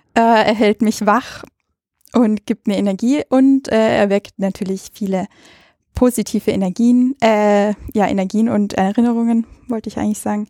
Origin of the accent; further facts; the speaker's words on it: Ainring, Bavaria, Germany; also born or lived in Salzburg, Austria; now in Vienna, Austria; ich bin also an der Grenze aufgewachsen zwischen Österreich und Deutschland